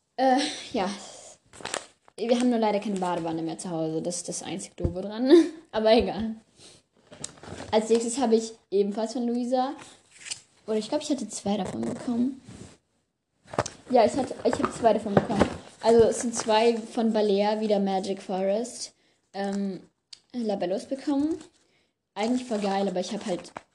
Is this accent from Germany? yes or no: no; France; moved away; Also ich komme aus Frankreich